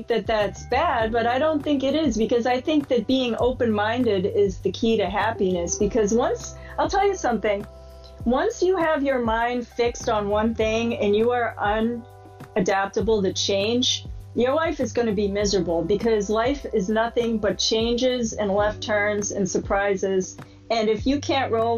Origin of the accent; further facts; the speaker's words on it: just outside of Boston, Massachusetts, United States; I grew up in just outside of Boston